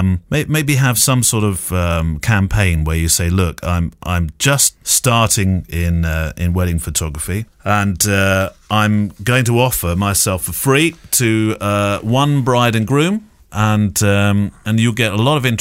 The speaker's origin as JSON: {"language": "English", "town": "San Antonio", "region": "Texas", "country": "United States", "said": "Sorry for the cheesy greeting, but I am from San Antonio, Texas, so I'm allowed to."}